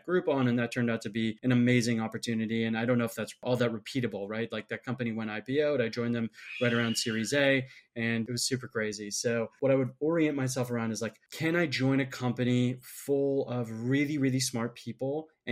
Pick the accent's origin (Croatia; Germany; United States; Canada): United States; Minnesota; moved away; also born or lived in Michigan; I'm from Minnesota originally